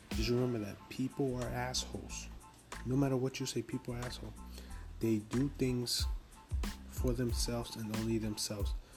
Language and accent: English; New York City, New York, United States; I'm from Harlem, New York, Harlem. Just to let you know, I'm from Harlem, so from the east side of Harlem